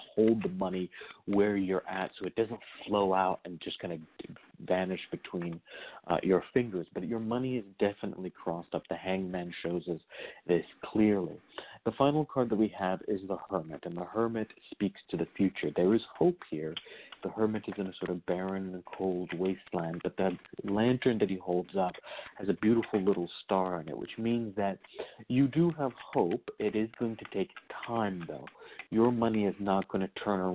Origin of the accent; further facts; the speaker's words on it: Virginia, United States; I was raised in the Hoodoo tradition in Virginia